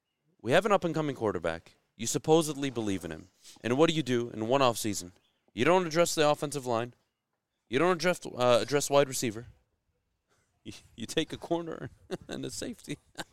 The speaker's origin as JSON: {"language": "English", "country": "South Korea", "said": "I'm from Korea."}